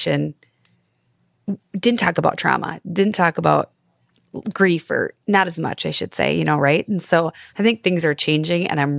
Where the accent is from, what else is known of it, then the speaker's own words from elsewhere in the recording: the Midwest, Minnesota, United States; we're all from the Midwest. I think boundaries are a huge challenge for people who live in the Midwest who are Minnesota nice